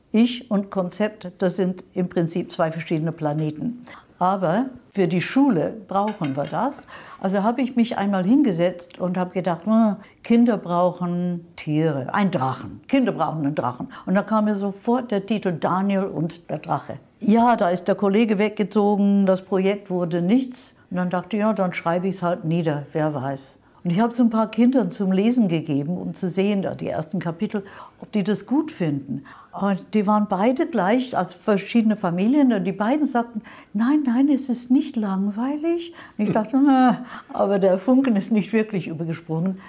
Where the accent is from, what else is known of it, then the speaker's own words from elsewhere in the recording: London, United Kingdom; German is a second language; moved away as an adult; now in Munich, Germany; Ursprünglich aus London, also England, ja. London, nicht Kanada. Bin mit 25 Jahren hierher gekommen nach München